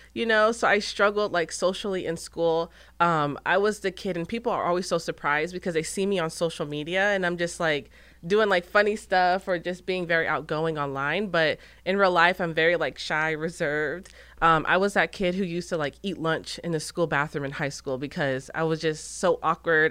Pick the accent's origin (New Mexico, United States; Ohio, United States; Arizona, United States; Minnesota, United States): Arizona, United States; Gilbert; moved away as an adult; now in Texas, United States; I'm originally from Gilbert, Arizona